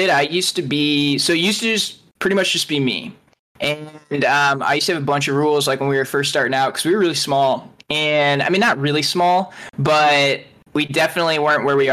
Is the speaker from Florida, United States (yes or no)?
no; Akron, Ohio, United States; So he's like a Cleveland guy as well. I'm from Akron